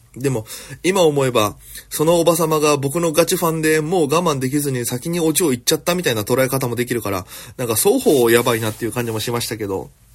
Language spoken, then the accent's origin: Japanese; Okinawa, Japan; moved away as an adult; now in Tokyo, Japan; 私県出身で現在東京でフリーなピン芸人として活動しております